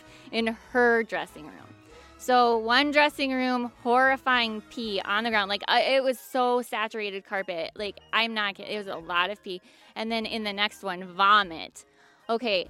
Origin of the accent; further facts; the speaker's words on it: Midwest, United States; I'm from the Midwest and I shop at Kohl's